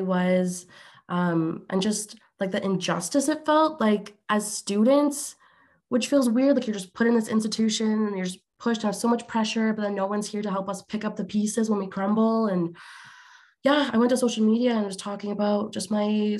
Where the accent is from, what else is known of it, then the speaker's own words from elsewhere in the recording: Alberta, Canada; I'm Canadian, but on the other side of the country in Alberta